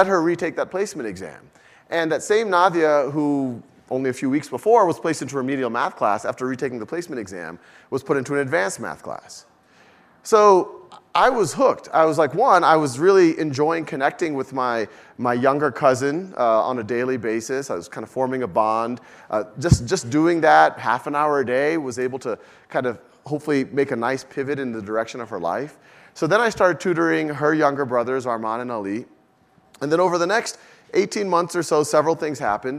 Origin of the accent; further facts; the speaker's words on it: New Orleans, Louisiana, United States; moved away; also born or lived in Boston / Mountain View; I was born and raised in New Orleans.